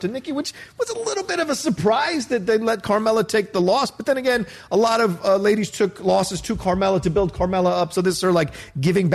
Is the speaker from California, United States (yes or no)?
no; Southern Virginia, United States; growing up in Southern Virginia